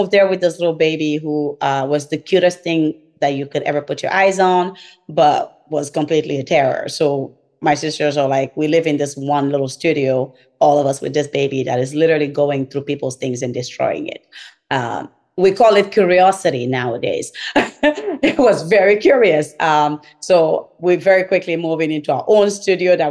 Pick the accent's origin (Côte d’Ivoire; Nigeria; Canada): Côte d’Ivoire; moved away as an adult; now in United States; I'm from Cote d'Ivoire